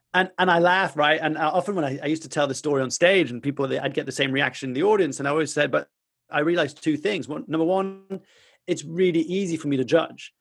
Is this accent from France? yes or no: yes; France; I grew up in France